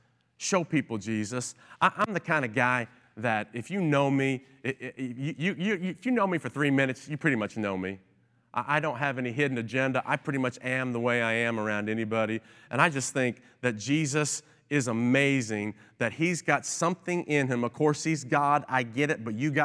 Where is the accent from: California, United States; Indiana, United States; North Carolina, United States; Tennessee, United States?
Tennessee, United States; Kingsport; also born or lived in Long Island / Cleveland / New Jersey; I was born in Long Island, New York, and then we moved to Cleveland, Ohio, and then back to upstate New Jersey while he worked in the city, and then down to Kingsport, Tennessee, where I spent most of my life growing up.